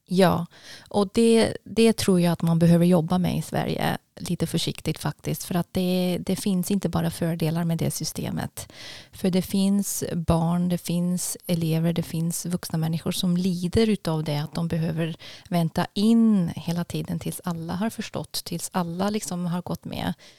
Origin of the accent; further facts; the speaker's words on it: Basel, Basel-Stadt, Switzerland; Swedish is a second language; moved away as an adult; also born or lived in Zürich, Switzerland; now in Tidaholm, Sweden; Det är en timmes tågresa från Basel där jag växte upp.